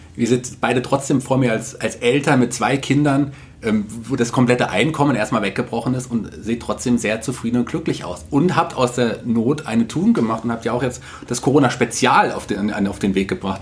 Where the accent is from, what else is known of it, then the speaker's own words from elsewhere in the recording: Fulda, Hesse, Germany; als gebürtiger Fuldaer